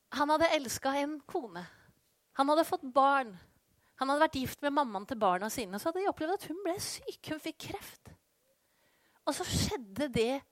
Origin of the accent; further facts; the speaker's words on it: Skien, Telemark, Norway; moved away as an adult; also born or lived in Colombia; bodde i Skien, der jeg kommer fra